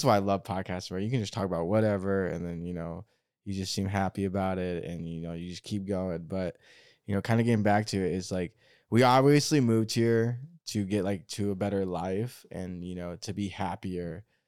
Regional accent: Oregon, United States; moved away; I'm from Oregon

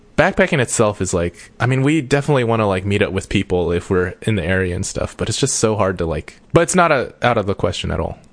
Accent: United States; I'm I'm an American

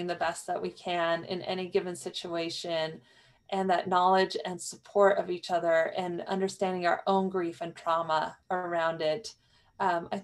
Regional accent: New Mexico, United States; growing up in New Mexico

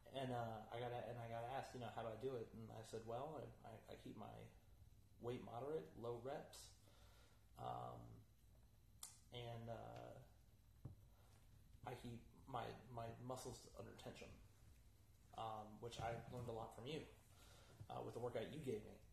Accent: Fayetteville, North Carolina, United States; my hometown of Fayetteville, mm-hmm. North

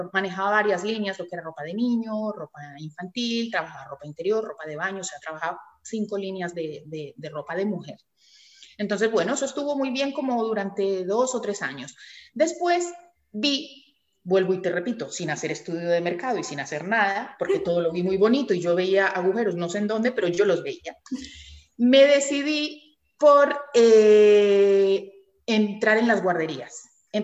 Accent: Colombia; now in Tenerife, Spain; yo soy colombiana, llevo casi 30 años en Tenerife, o sea que ya soy

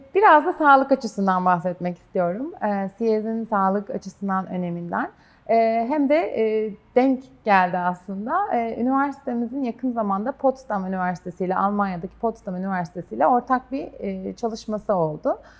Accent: Kastamonu, Turkey; ben de Kastamonuluyum

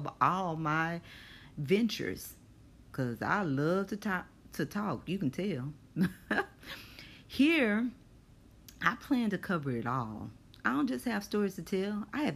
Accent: Longview, Texas, United States; moved away as an adult; now in Houston, United States; I still work for the same agency, but no longer in my hometown. I live in Houston, Texas, because I followed husband number two

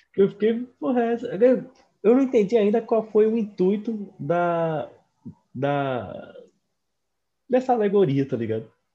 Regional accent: Northeast Region, Brazil; eu sou do Nordeste

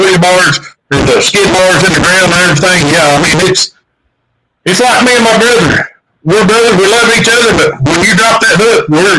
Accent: Pulaski County, Kentucky, United States; I'm from Pulaski County, Kentucky.

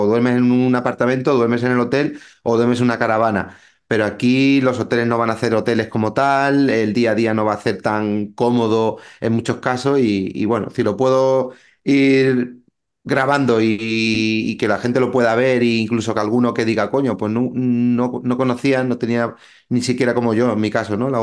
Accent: a town in the province of Málaga, Andalusia, Spain; aquí en mi pueblo

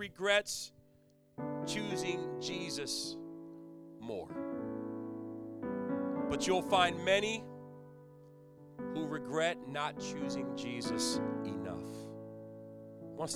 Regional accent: Virginia Beach, Virginia, United States; moved away as an adult; now in Connecticut, United States; I'm from Virginia Beach area.

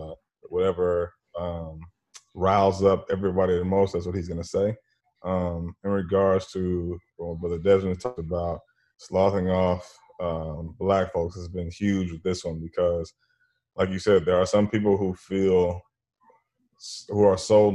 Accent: Madison, Wisconsin, United States; moved away as an adult; now in Atlanta, United States; native of Madison, Wisconsin. Been here in Atlanta for 20 years now

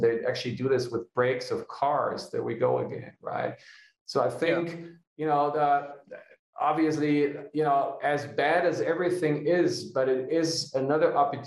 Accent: Hanover, Lower Saxony, Germany; now in Munich, Germany; building the first off-the-grid kindergarten for my hometown in Hanover

